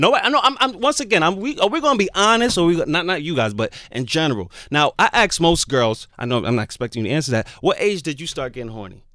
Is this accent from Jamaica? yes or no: yes; Jamaica; me growing up as a Jamaican